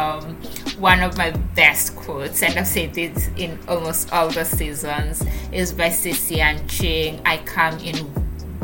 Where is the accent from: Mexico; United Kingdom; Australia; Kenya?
Kenya; moved away as an adult; now in Lancaster, United States; My new hometown, Kenya, remains my home country